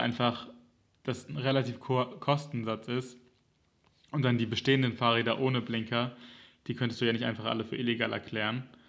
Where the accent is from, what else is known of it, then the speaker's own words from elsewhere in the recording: Germany; als Kind in Deutschland